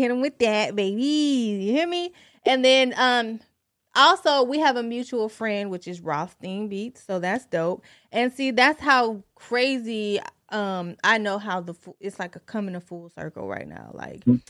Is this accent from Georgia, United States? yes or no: no; Detroit, Michigan, United States; now in Virginia Beach, United States; I'm from Detroit